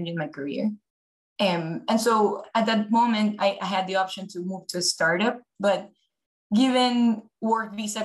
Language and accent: English; Ecuador; moved away as an adult; also born or lived in New York, United States / Philadelphia, United States; now in Los Angeles, United States; I'm originally from Ecuador, South America. So I was born and raised there, came to the US truly just for college